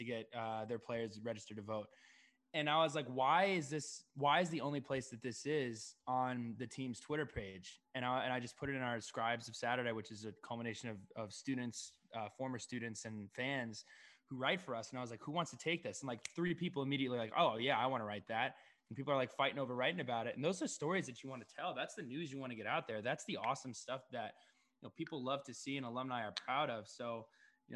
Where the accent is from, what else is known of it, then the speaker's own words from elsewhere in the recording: New Jersey, United States; my New Jersey pride